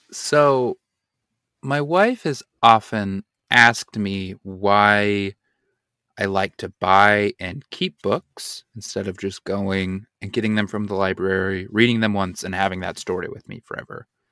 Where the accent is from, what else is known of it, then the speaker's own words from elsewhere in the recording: Utah, United States; I'm from Utah